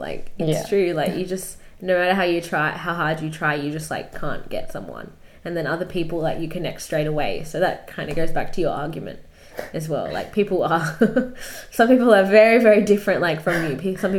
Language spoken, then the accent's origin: English; Australia; our parents migrated here. But there's also that, like, a slight loss of culture, because, like, growing up in Australia, there's already that, like, disconnection from like your parents' culture